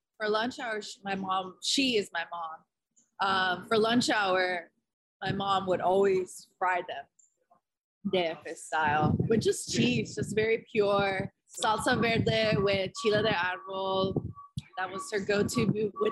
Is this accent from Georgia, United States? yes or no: yes; Dalton, Georgia, United States; also born or lived in California; now in Atlanta, United States; I've been raised in Northwest Georgia since I was 8 years old. I was born in California